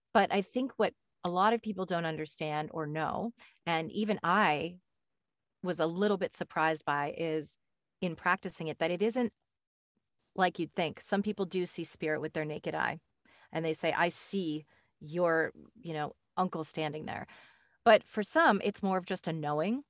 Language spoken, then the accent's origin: English; Westport, Connecticut, United States; moved away; also born or lived in California; I grew up in Connecticut, in Westport, Connecticut.